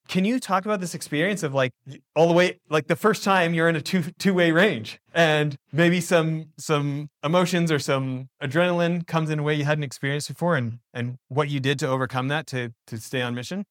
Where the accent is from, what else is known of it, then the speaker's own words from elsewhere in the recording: Canada; moved away as an adult; now in United States; so I'm an American born abroad. I grew up in, you know, my dad's American, grew up in Canada.